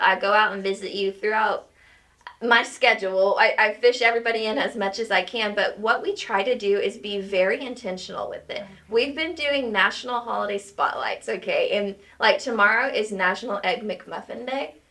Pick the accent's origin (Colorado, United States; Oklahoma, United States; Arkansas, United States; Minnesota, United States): Oklahoma, United States; Henrietta; now in Tahlequah, United States; I am actually from Henrietta, Oklahoma